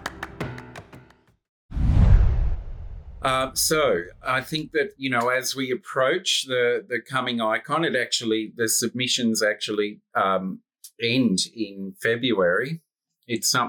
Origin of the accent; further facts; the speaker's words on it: Australia; accent: Australian; It's my Australian accent